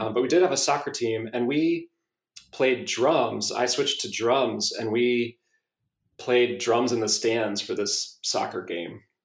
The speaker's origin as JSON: {"language": "English", "region": "South Carolina", "country": "United States", "tie": "born or raised there", "moved": "yes", "lives_now": "Austin, United States", "said": "I grew up in South Carolina, and we used to go to Clemson football games"}